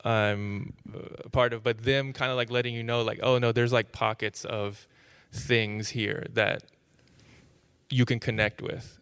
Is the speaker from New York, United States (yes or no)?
no; Tulsa, Oklahoma, United States; moved away; also born or lived in Austin, Texas; I, I grew up in Tulsa, Oklahoma